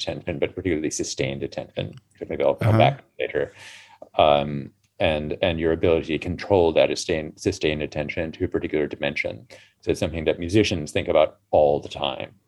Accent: United States; now in London, United Kingdom; being American in the 80s

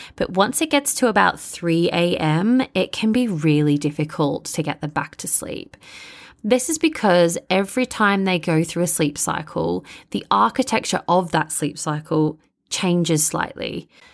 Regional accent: Melbourne, Victoria, Australia; accent: Bogan; moved away as an adult; now in London, United Kingdom; I'm originally from Melbourne, Australia, which you can probably hear in my Bogan accent.

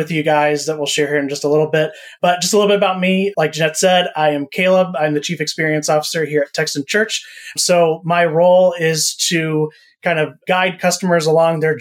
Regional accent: Central Florida, United States; moved away as an adult; also born or lived in Missouri; I grew up in Central Florida

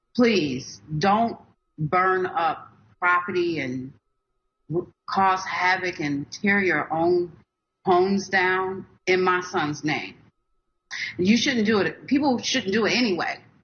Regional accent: Minnesota, United States; I'm from Minnesota

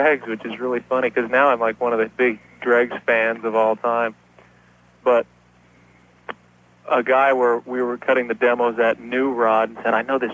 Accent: Denver, Colorado, United States; moved away; I grew up in Denver, and my parents had a band

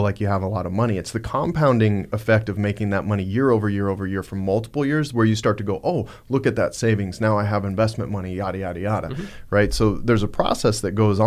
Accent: Montana, United States; I'm from Montana.

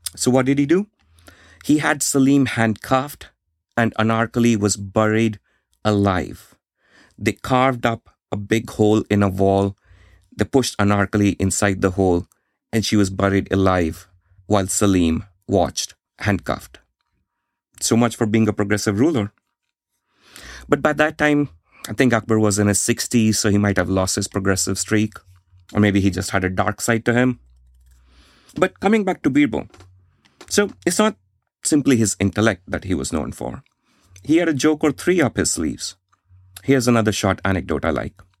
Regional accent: India; I grew up in India in the 1990s.

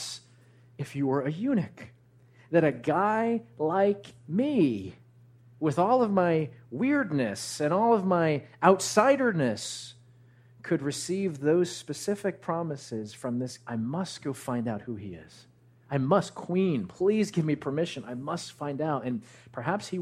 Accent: New Jersey, United States; I grew up actually in Central Jersey

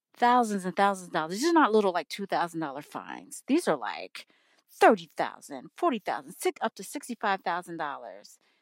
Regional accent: United States; I am an American

